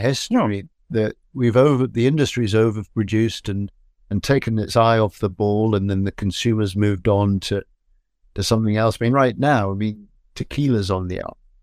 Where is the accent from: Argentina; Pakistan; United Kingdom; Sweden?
United Kingdom; Edinburgh, Scotland; I grew up in Scotland